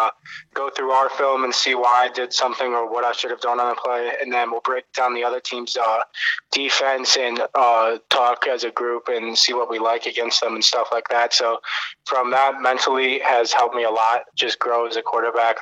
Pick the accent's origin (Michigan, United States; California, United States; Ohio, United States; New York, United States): Ohio, United States; Cleveland; also born or lived in Medina, Ohio; growing up in Cleveland